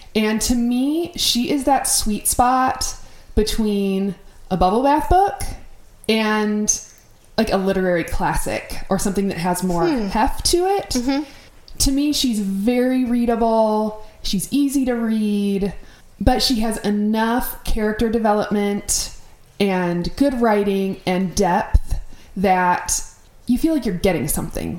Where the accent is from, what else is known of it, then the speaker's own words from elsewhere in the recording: Minnesota, United States; I grew up in Minnesota